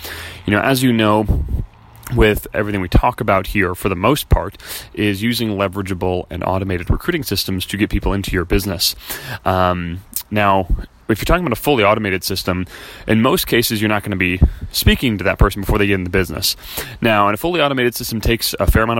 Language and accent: English; Chicago, Illinois, United States; moved away as an adult; now in California, United States; we're from Chicago